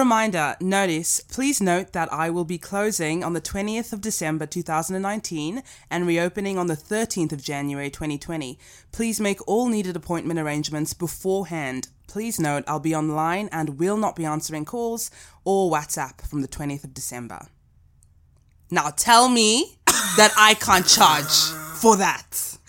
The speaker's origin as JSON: {"language": "English", "country": "South Africa", "accent": "South African", "said": "My accent, I think it's South African. I think it's like British heritage."}